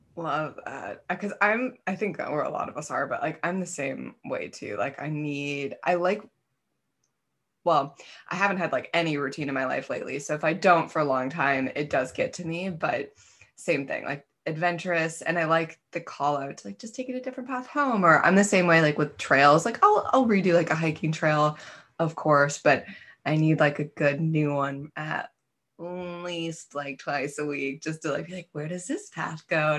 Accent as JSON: {"language": "English", "region": "Wisconsin", "country": "United States", "accent": "Wisconsin", "moved": "as an adult", "lives_now": "California, United States", "said": "I have a, a Wisconsin accent."}